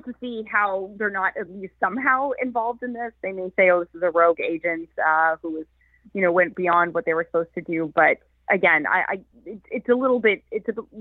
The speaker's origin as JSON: {"language": "English", "country": "Canada", "said": "I'm speaking here in Canada."}